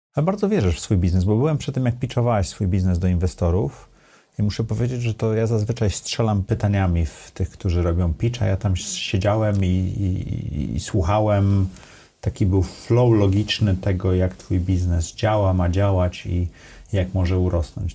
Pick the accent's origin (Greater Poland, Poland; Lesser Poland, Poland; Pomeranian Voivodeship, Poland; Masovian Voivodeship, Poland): Pomeranian Voivodeship, Poland; Sopot; now in Warsaw, Poland; Ja jestem z Dolnego Sopotu, tak, z Gwardii Ludowej